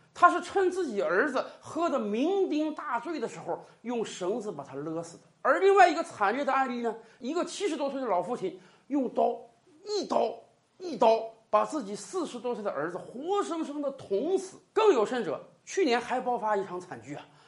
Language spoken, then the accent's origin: Chinese; China; 我们中国人是喜欢热闹的民族